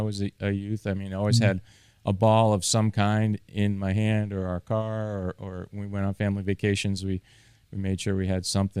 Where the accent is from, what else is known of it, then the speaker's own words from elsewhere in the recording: Bath, Maine, United States; also born or lived in Salem; Yeah, so I was born in Salem. I was about 3 years old, I guess, when we moved to Maine. So I really consider myself a Mainer. Grew up a little bit in a town called Bath, Maine, a little further north of Portland